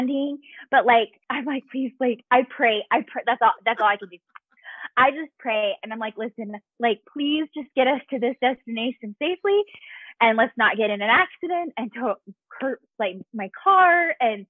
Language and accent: English; Utah, United States; moved away as an adult; also born or lived in Virginia / Texas; now in Colorado Springs, United States; we're originally from Utah. So we have our main roots and family is all in Utah